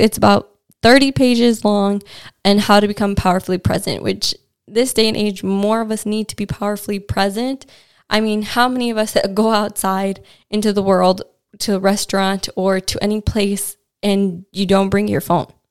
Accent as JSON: {"language": "English", "country": "United States", "moved": "yes", "lives_now": "London, United Kingdom", "said": "as an American"}